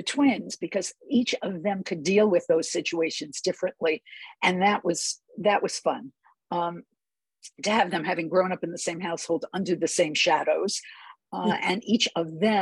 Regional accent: New York City, New York, United States; also born or lived in Boston, Massachusetts; now in Bay Area, United States; I grew up in New York City

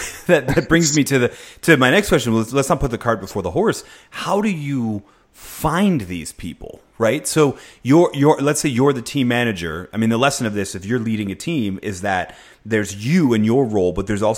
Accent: Philadelphia, Pennsylvania, United States; moved away; I come from Philly originally

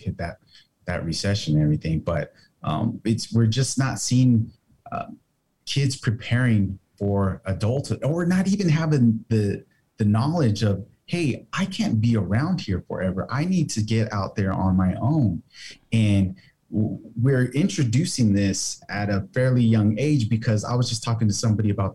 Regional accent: United States; being Mexican American

